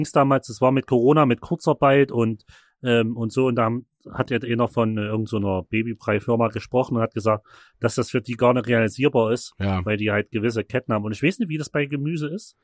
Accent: Chemnitz, Saxony, Germany; bei uns in Chemnitz

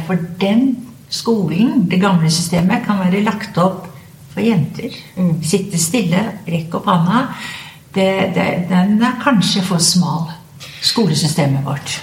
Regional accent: Skien, Telemark, Norway; Jeg kom jo fra Ibsens eh, fødeby, Skien

